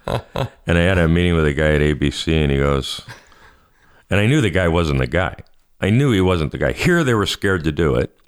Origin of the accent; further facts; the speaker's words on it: Canada; I'm Canadian